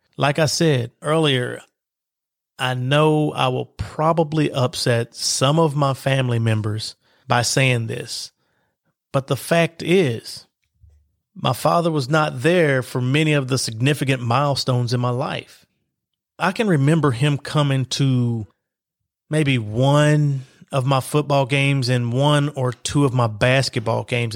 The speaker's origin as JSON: {"language": "English", "town": "Lexington", "region": "Kentucky", "country": "United States", "tie": "born or raised there", "said": "I was born in Lexington, Kentucky, and life began for me in the East End projects of Lexington, Kentucky"}